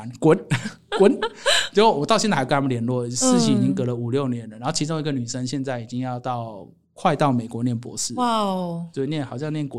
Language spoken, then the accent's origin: Chinese; China; 我告诉你哦， 我们大陆那边呢，很多这种啊